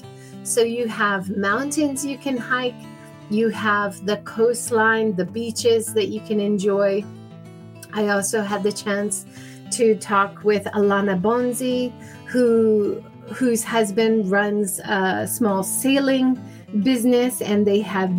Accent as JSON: {"language": "English", "region": "Hawaii", "country": "United States", "tie": "born or raised there", "moved": "yes", "lives_now": "Japan", "said": "I grew up in Hawaii"}